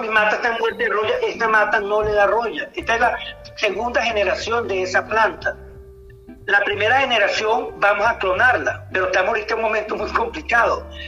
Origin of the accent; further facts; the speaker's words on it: Venezuela; somos los venezolanos